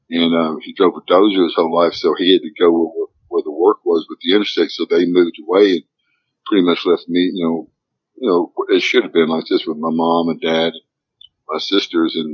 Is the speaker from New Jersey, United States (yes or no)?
no; Arkansas, United States; growing up here in Arkansas was tough.